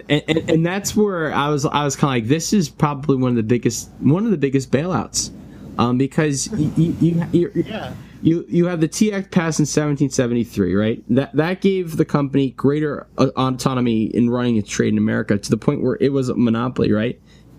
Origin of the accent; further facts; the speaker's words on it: United States; as an American